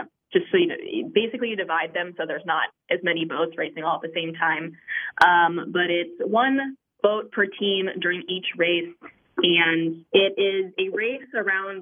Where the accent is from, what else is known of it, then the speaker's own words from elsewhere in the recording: Minnesota, United States; moved away as an adult; I grew up in Minnesota